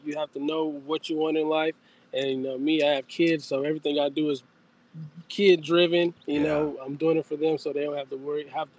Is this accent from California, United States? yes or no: no; Flint, Michigan, United States; moved away as an adult; now in Clarksville, United States; I am from Michigan, Flint, Michigan, and I've been down here since, let's see here, December 27th of 2012